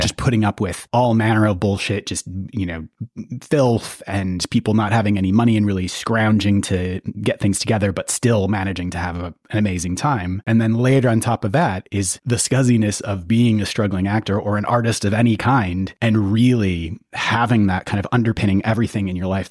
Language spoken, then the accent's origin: English; United States; I grew up in the States and started going to the U K when, you know, as a, a teenager